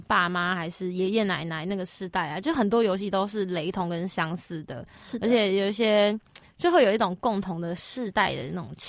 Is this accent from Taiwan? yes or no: yes; northern Taiwan, Taiwan; 我老老家在北部